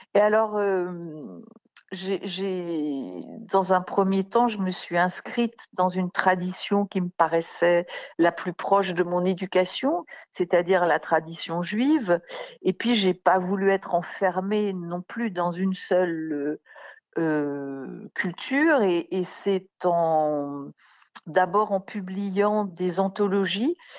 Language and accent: French; Paris, Île-de-France, France; je suis née à Paris et j'y vis en grande partie